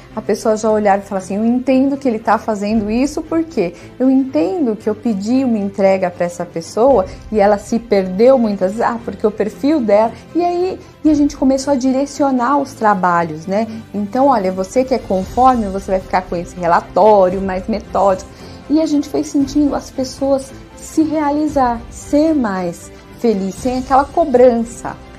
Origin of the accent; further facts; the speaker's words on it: Diadema, São Paulo, Brazil; eu sou de Diadema